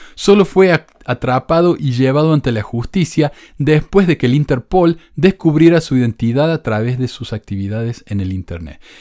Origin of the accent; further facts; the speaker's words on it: Córdoba, Argentina; soy argentino. No, ni argentino, cordobés. Yo era cordobés antes de ser argentino.